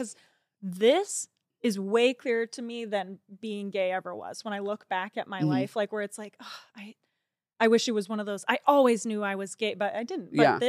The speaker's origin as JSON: {"language": "English", "region": "California", "country": "United States", "tie": "born or raised there", "said": "I grew up raised in Orange County. The circle I was in was totally a bubble."}